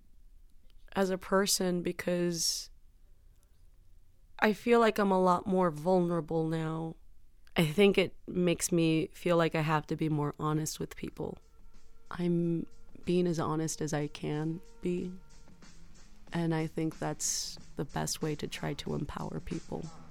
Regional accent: San Juan, Texas, United States; I grew up in San Juan, Texas, which is near McAllen, Texas

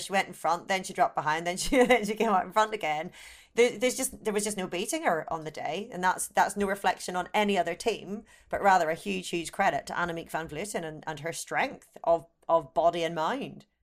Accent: Ireland; being Irish

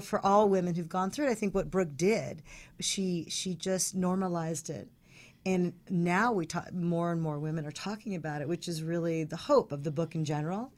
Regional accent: Palos Verdes, California, United States; I grew up in Palos Verdes

